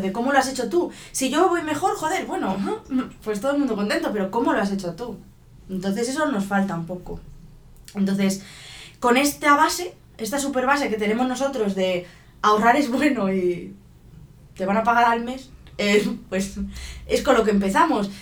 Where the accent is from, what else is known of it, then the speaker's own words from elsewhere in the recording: Spain; en España somos muy así, de dejarlo todo en casa.